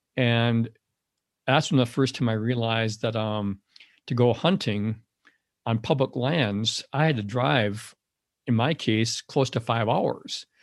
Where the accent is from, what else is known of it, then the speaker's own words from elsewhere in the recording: Madison, Wisconsin, United States; I grew up in the Madison area